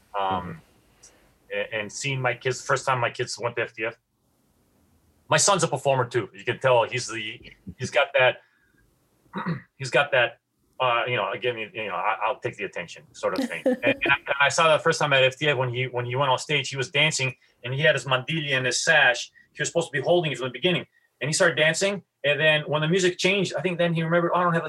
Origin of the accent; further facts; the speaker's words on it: Greece; now in Seattle, United States; I grew up in Greece